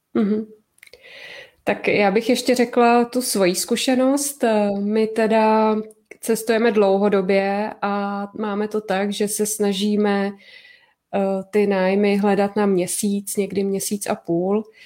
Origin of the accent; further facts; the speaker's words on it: Prague, Czechia; my jsme taky z Prahy